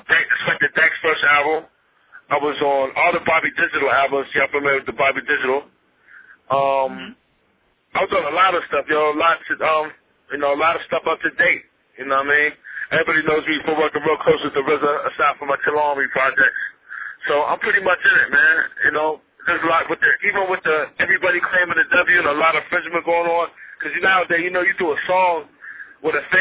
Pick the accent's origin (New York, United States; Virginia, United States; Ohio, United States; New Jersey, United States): Ohio, United States; Steubenville; my hometown